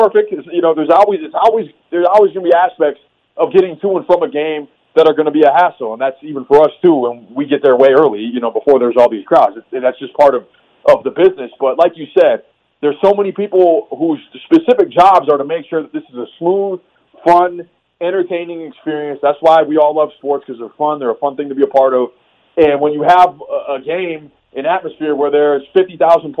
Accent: Minneapolis, Minnesota, United States; moved away; I grew up in Minneapolis area where we had everything, including the Vikings

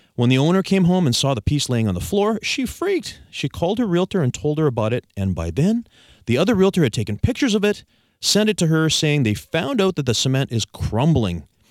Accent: Victoria, British Columbia, Canada; I was born and raised here in Victoria some time ago

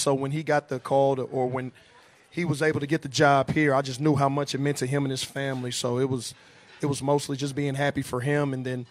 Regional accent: Beaumont, Texas, United States; moved away as an adult; also born or lived in Germany; now in Las Vegas, United States; growing up playing in Texas, I'm from Beaumont, Texas, outside of Houston.

